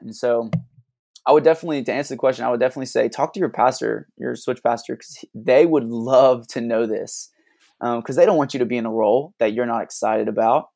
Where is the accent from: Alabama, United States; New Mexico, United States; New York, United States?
Alabama, United States; moved away as an adult; now in Tulsa, United States; we didn't grow up in Tulsa. We're originally from, I'm originally from Alabama.